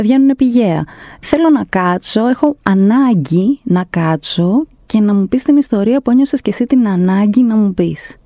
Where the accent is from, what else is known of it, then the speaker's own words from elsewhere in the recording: Greece; από την Ελλάδα